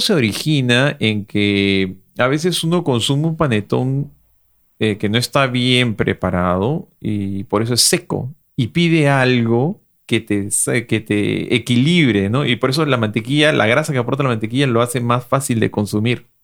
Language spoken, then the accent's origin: Spanish; Peru; dos foodloggers peruanos orgullosos de su gastronomía